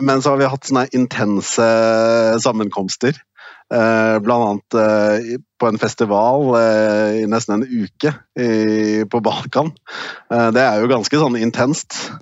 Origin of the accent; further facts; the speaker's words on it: Norway; moved away as an adult; now in Brussels, Belgium; Hjemme i Norge